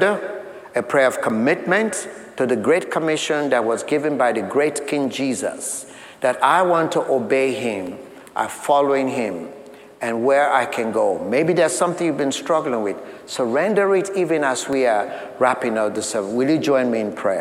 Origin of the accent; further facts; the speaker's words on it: Sierra Leone; moved away as an adult; we had gone back to my home country of Sierra Leone